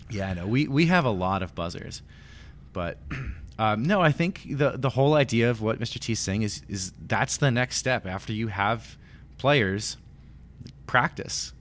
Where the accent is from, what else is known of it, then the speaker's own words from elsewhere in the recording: Yonkers, New York, United States; moved away; I grew up in Yonkers, New York